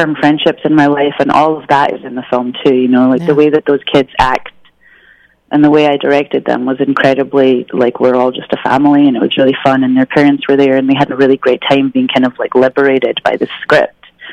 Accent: Scotland, United Kingdom; I'm from Scotland

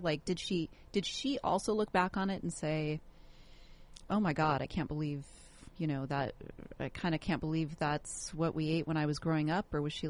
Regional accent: Seattle, Washington, United States; now in Orange County, United States; I remember when I was growing up in Seattle

